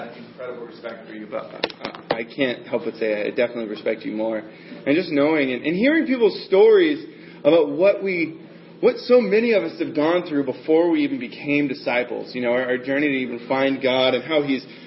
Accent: the South, United States; moved away; I grew up in the South

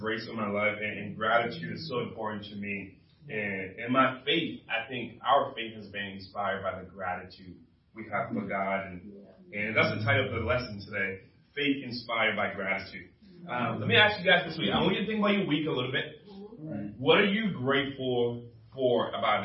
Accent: Liberia; moved away; I'm originally from Liberia, West Africa

